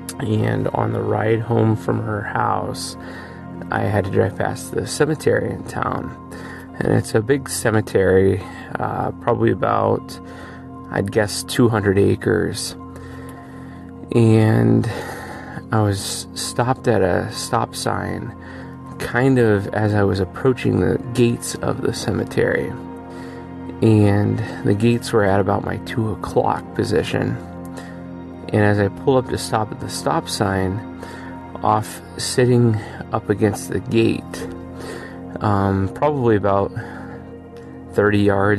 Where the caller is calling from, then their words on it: Erie, Pennsylvania, United States; I'm calling from Erie, Pennsylvania